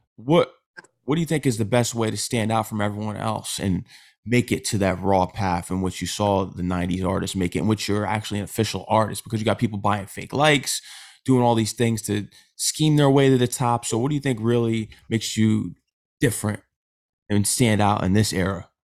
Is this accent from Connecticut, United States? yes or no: yes; Connecticut, United States; I'm from Connecticut.